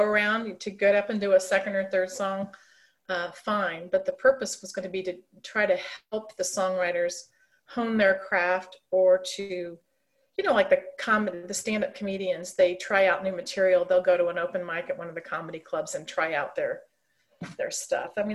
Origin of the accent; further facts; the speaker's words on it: St. Louis, Missouri, United States; moved away as an adult; also born or lived in Ohio; now in Kansas City, United States; We were transferred to St. Louis in the early 60s, and I grew up there.